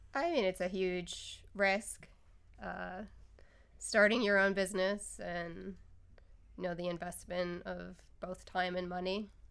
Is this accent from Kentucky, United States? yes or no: no; Northeast Pennsylvania, United States; moved away; Northeast Pennsylvania